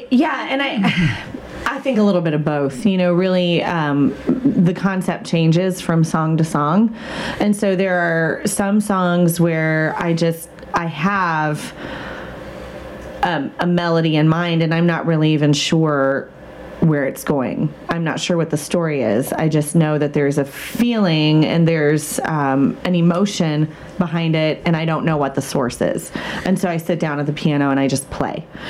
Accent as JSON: {"language": "English", "town": "Vincennes", "region": "Indiana", "country": "United States", "tie": "born or raised there", "said": "I grew up in Vincennes"}